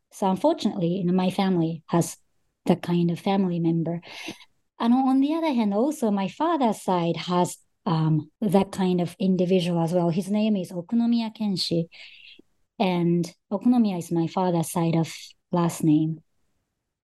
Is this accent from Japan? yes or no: yes; Japan; also born or lived in Australia / Russia; I was born in Japan and grew up in Japan most of my life.